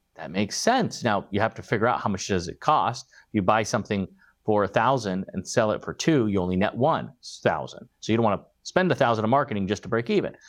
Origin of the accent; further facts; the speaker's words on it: Arizona, United States; Arizona, uh, my home state